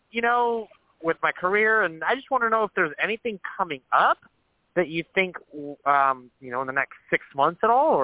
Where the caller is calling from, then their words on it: California, United States; I'm calling from California.